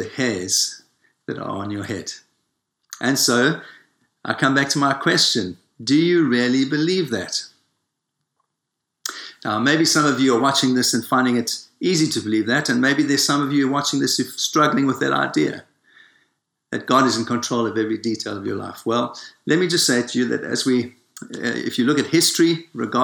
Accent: South Africa; moved away; I was born in Africa, in South Africa

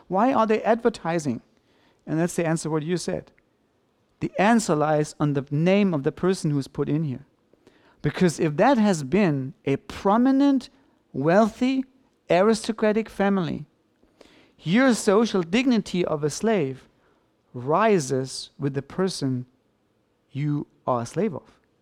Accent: Germany

